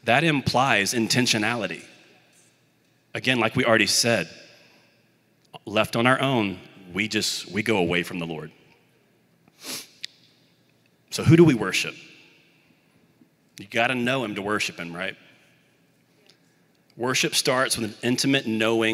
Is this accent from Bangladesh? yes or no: no; Birmingham, Alabama, United States; I grew up in the Birmingham, Alabama area, and I played Little League Baseball